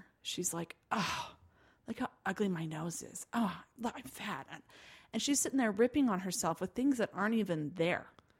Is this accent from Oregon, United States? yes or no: no; Provo, Utah, United States; Well, I'm from a little town called Provo, and my dad's a truck driver. So I like to say I was raised in two extremes, truck stops in Provo, Utah.